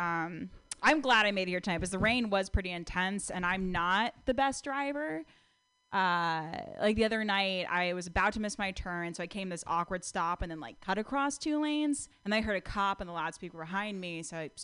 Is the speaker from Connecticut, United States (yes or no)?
yes; Connecticut, United States; now in California, United States; I'm from Connecticut